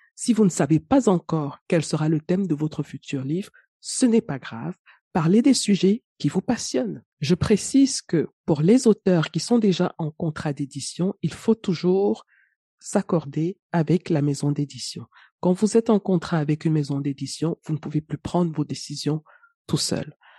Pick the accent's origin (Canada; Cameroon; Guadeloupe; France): Cameroon; chez moi au Cameroun